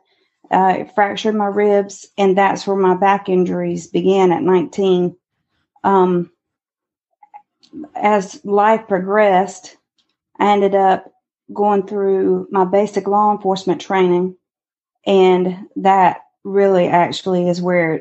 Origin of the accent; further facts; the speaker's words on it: Eden, North Carolina, United States; now in Goldsboro, United States; I'm originally from Eden, North Carolina